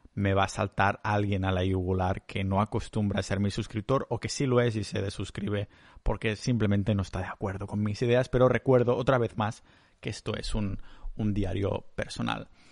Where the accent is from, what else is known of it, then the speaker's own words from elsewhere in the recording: Catalonia, Spain; yo soy muy catalán